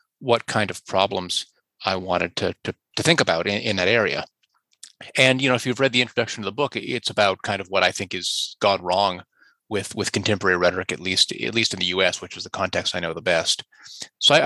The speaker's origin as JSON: {"language": "English", "region": "Indiana", "country": "United States", "tie": "born or raised there", "also_born_or_lived": "Montreal", "moved": "yes", "lives_now": "Toronto, Canada", "said": "I grew up in Indiana, actually"}